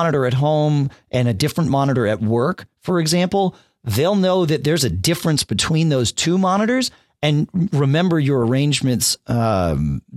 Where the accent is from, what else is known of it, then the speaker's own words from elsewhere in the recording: New England, United States; also born or lived in Austin, Texas; I grew up here in New England